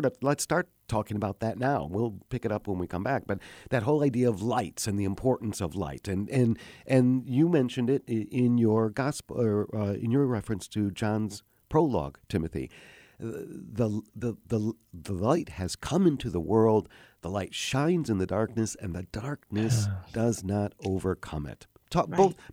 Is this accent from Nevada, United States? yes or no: no; Oxford, Michigan, United States; now in Chicago, United States; my hometown is Oxford, Michigan. I grew up in Oxford, Michigan